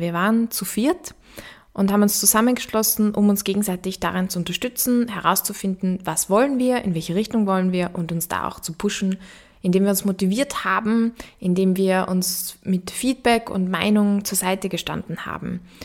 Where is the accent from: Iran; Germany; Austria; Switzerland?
Austria; Upper Austria; accent: Austrian; moved away as an adult; also born or lived in Vienna; Vielleicht hörst du das auch, dass ich aus Österreich komme. Genauer gesagt wurde ich in Oberösterreich geboren und bin dann zum Studieren nach Wien gekommen